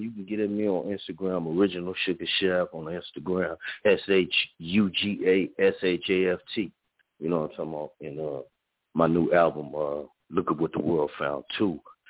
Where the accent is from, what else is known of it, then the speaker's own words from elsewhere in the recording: San Diego, California, United States; now in Houston, United States; I'm from San Diego, California, but I'm in Houston, Texas right now, though.